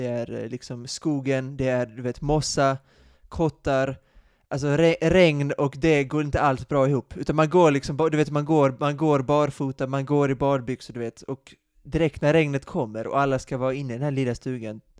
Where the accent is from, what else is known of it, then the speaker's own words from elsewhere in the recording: Sweden; Vi är ju svenskar, ja vi är svenskar.